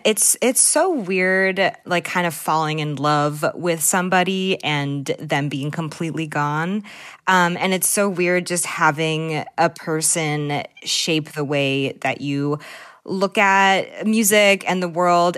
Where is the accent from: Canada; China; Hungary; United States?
United States; Newton, Massachusetts; I grew up in the Lake of Newton, which is often called, like, the armpit of Newton.